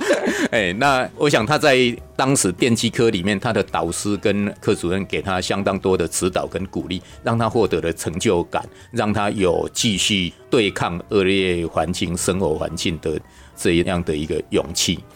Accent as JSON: {"language": "Chinese", "region": "Kaohsiung", "country": "Taiwan", "tie": "born or raised there", "said": "我老家在高雄，我就到高雄住一个晚上啊"}